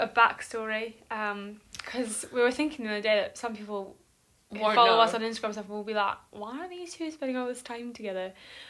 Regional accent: Edinburgh, Scotland, United Kingdom; moved away as an adult; also born or lived in Manchester; we're in my family home, which is in Edinburgh, with my mum, my dad, and my brother.

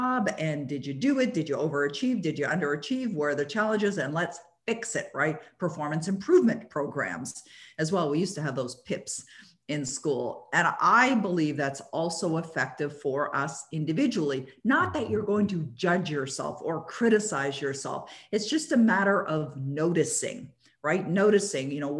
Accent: Toronto, Ontario, Canada; moved away; I used to live in Toronto, born and raised in Toronto.

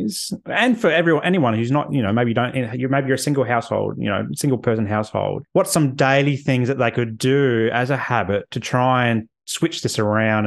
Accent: South Australia, Australia; I grew up in South Australia

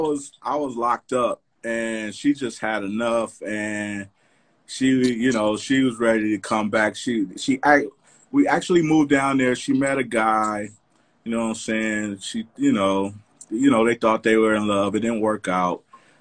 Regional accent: Los Angeles, California, United States; born or raised there; also born or lived in Compton / Inglewood / Pacoima

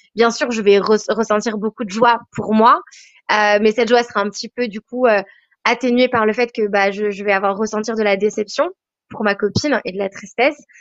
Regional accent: Savoie, Auvergne-Rhône-Alpes, France; now in Queenstown, New Zealand; Je viens de la Savoie, donc euh, dans les Alpes, près de la Suisse, donc en France

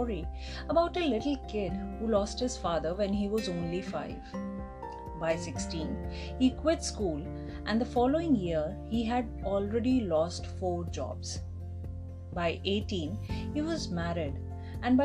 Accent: India; As an Indian woman

